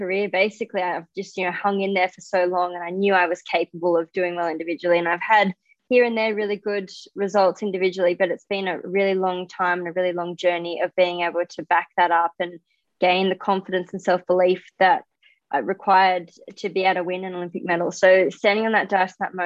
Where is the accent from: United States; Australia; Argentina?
Australia; I'm an Australian diver